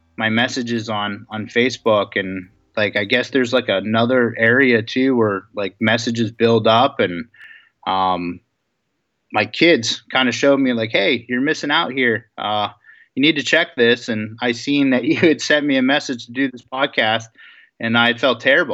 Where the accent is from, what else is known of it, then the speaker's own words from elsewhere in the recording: Girard, Pennsylvania, United States; I grew up in Girard, Pennsylvania, right on Elk Creek